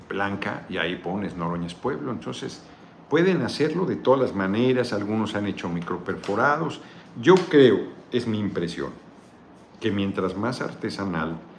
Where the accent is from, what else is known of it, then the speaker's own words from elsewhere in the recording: Pochutla, Oaxaca, Mexico; Gracias por visitar mi tierra Pochutla y voy a ir a Austin en septiembre.